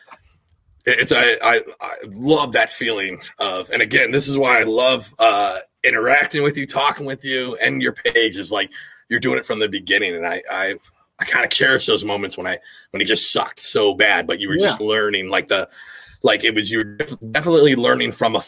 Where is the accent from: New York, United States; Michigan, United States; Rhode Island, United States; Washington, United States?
Washington, United States; as a kid, I grew up in Washington State.